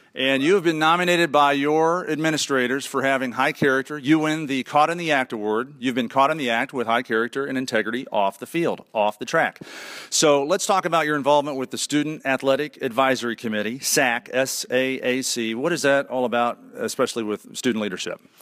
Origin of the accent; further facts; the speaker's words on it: northern US, United States; accent: northern; my northern accent